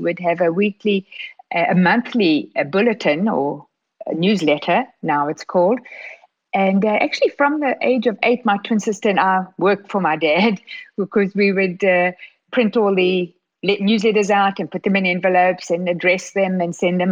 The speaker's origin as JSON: {"language": "English", "country": "South Africa", "tie": "born or raised there", "also_born_or_lived": "Regina, Saskatchewan, Canada / Johannesburg, South Africa / Toronto, Canada", "moved": "as an adult", "said": "growing up in South Africa, born in Canada, growing up in South Africa."}